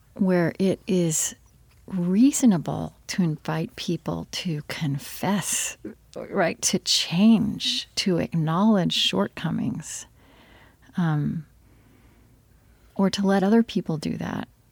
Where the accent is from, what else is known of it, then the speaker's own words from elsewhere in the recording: Oklahoma, United States; I grew up in Oklahoma